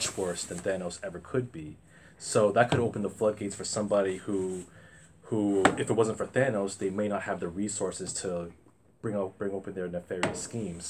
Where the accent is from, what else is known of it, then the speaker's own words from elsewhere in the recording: Providence, Rhode Island, United States; I'm from Providence